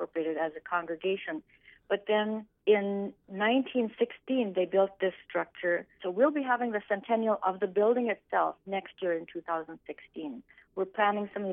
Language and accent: English; Leeds, North Dakota, United States; moved away as an adult; also born or lived in Concordia; now in Stephen, United States; I grew up on a farm at Leeds, North Dakota